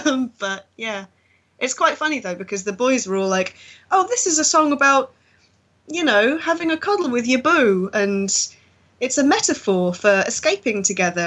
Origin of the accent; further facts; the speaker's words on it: United Kingdom; We're such a horrible country